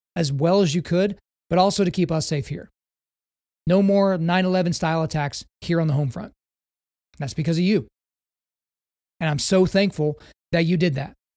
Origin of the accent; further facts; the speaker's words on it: United States; As an American